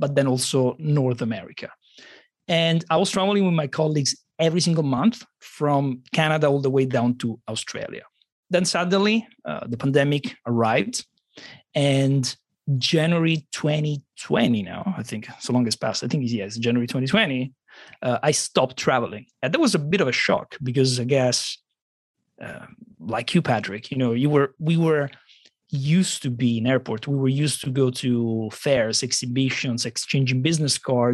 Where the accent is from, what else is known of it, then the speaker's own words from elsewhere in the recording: Rome, Lazio, Italy; I'm from Rome, Italy, and I tend to be quite different compared to Italians from other parts of Italy.